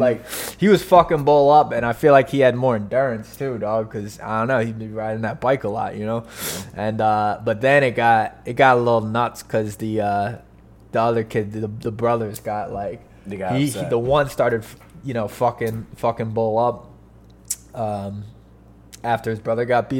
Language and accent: English; Poconos, Pennsylvania, United States; local news from my hometown